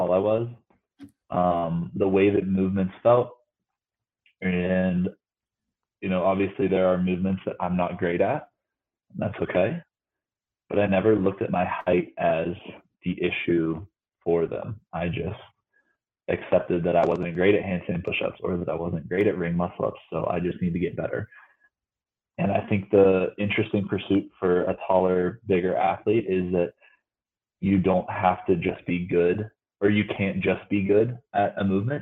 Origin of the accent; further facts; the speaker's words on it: Morgantown, West Virginia, United States; now in Las Vegas, United States; I was born and raised in Morgantown, West Virginia